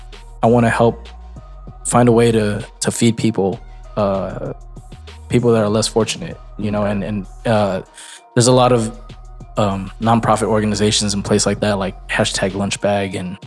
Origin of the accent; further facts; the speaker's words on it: Ilocos Region, Philippines; I'm an Ilocano first before I'm Filipino.